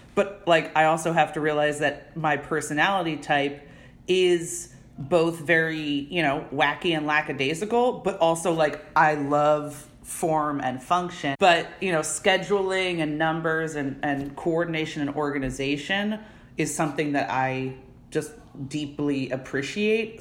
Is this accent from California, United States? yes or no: no; Narberth, Pennsylvania, United States; I was born and raised right outside in a town called Narberth